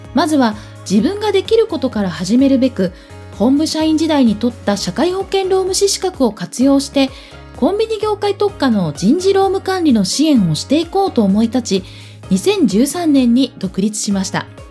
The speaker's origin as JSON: {"language": "Japanese", "region": "Ehime", "country": "Japan", "tie": "born or raised there", "moved": "yes", "lives_now": "Tokyo, Japan", "said": "千九百七十九年五月、愛媛県生まれですが、現在は東京拠点に全国で活動しています。"}